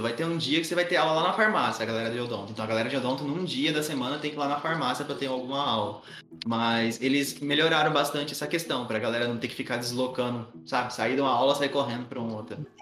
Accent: Palestina, São Paulo, Brazil; now in Araraquara, Brazil; A minha cidade natal, vocês vão acreditar, mas é real. É Palestina

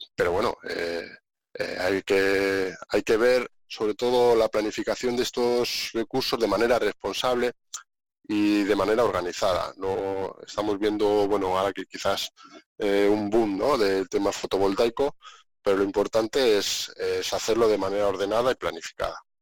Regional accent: Segovia, Castile and León, Spain; moved away as an adult; yo soy un segoviano convencido. Me encanta mi tierra, la hecho mucho de menos, a mi familia, a mis amigos, a toda mi gente

